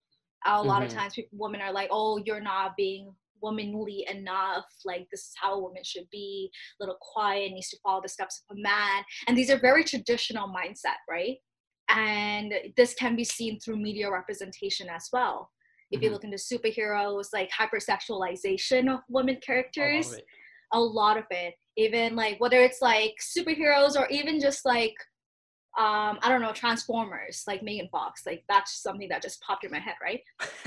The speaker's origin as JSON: {"language": "English", "country": "Bangladesh", "lives_now": "Canada", "said": "Like, I'm Bangladeshi Canadian immigrant"}